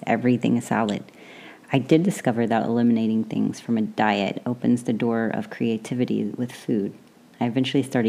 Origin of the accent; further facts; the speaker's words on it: the South, United States; I grew up in the South where everything is fried or buttered